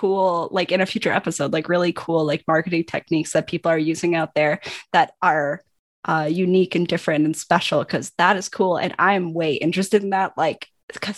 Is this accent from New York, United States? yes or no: no; Wisconsin, United States; I'm from Wisconsin